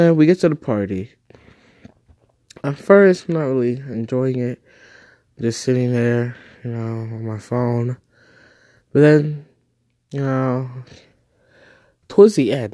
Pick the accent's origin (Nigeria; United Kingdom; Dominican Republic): Nigeria; now in United States; I am a Nigerian prince, but I'm staying here in the US.